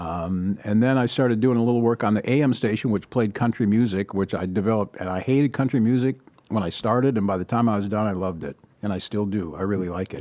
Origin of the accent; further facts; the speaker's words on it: Chippewa Falls, Wisconsin, United States; moved away as an adult; also born or lived in Rice Lake, Wisconsin; now in Sacramento, United States; I w-, was born in a little town called Rice Lake, which is in northern Wisconsin, sort of in the middle of the state. And I grew up in Chippewa Falls, Wisconsin